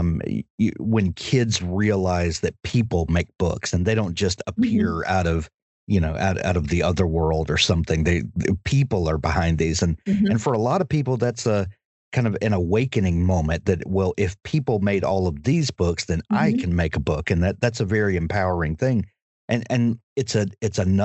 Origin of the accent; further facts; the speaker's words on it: South Mississippi, United States; South Mississippi, down near the Gulf Coast.